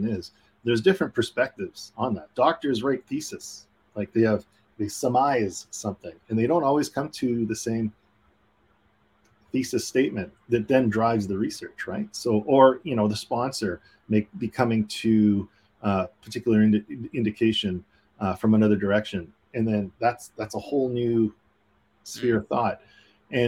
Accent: Canada; being Canadian

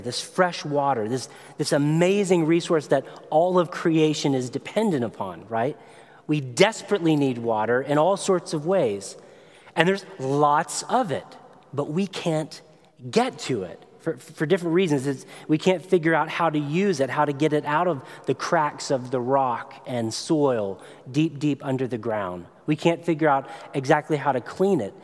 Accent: Tennessee, United States; I come from Tennessee, which means I like grits, I like fishing.

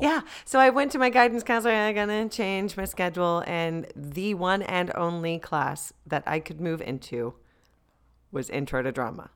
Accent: Deltona, Florida, United States; Deltona, is where I was born and raised

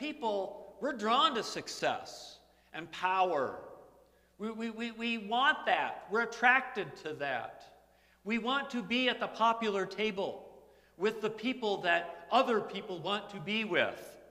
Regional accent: United States; I'm an American.

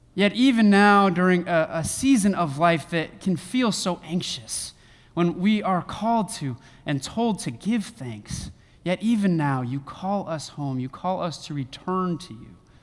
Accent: Northern California, United States; now in Western Michigan, United States; I live in Western Michigan, but was born and raised in Northern California

